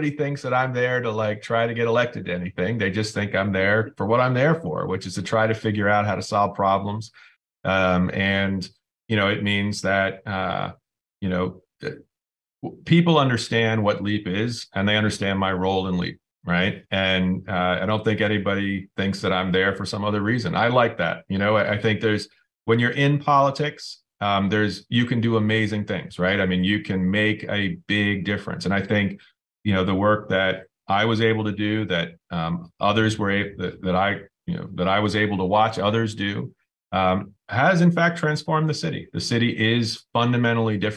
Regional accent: New Haven, Connecticut, United States; born or raised there

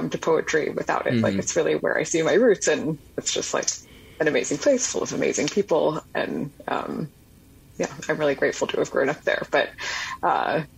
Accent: Birmingham, Alabama, United States; moved away as an adult; now in New York, United States; I grew up in Birmingham

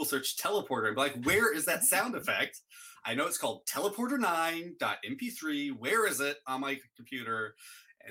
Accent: Alaska, United States; now in Oregon, United States; we're all from Alaska but now live in Oregon

